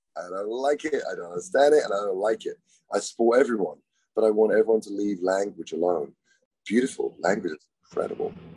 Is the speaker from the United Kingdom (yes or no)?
yes; England, United Kingdom; I'm English